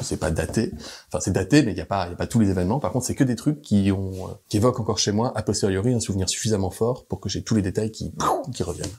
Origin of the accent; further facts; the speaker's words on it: Grenoble, Auvergne-Rhône-Alpes, France; quand je rentre le week-end chez moi à Grenoble, que je vais voir les copains, que j'ai gardé depuis le lycée